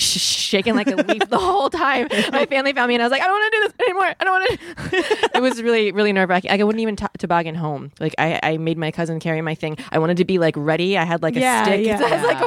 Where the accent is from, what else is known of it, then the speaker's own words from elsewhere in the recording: Florida, United States; I'm from Florida